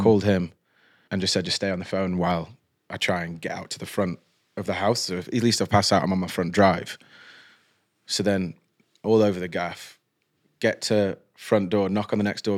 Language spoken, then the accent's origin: English; Stoke-on-Trent, West Midlands, United Kingdom; I'm a bloke from Stoke